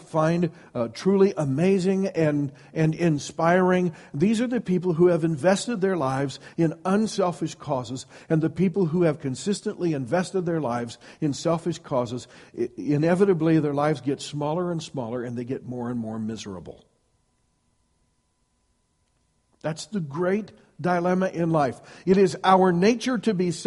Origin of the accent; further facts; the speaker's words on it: Iowa, United States; I grew up in Iowa, and one of the blessings of growing up in Iowa is you get lots of snow